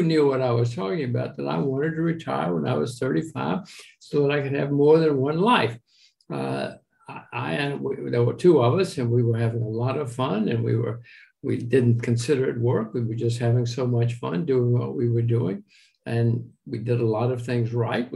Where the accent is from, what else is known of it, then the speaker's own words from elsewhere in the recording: Alabama, United States; I grew up in the backwoods of Alabama